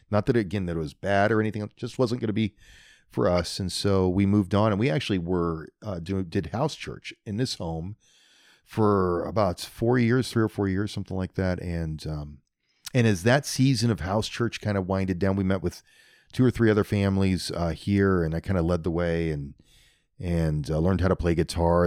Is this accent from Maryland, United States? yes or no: no; New Virginia, Iowa, United States; also born or lived in Indianola, Iowa; I grew up down by New Virginia, out in the country, right off a highway called G seventy-six